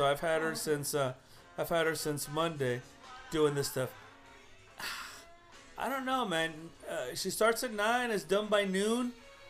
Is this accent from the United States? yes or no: yes; Los Angeles, California, United States; I was born in East LA and she was actually born in her home country, it should be the other way around. And I know that I speak Spanish pretty well.